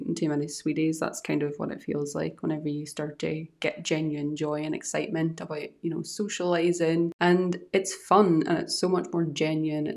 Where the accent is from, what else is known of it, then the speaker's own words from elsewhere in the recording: Ireland; also born or lived in Scotland; now in Edinburgh area, United Kingdom; I'm from Ireland and I moved to Scotland